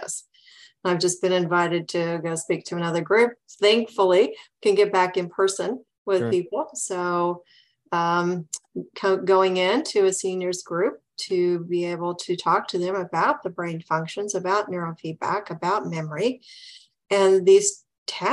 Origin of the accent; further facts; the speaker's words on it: Midwest, United States; now in Southern California, United States; I grew up in the Midwest.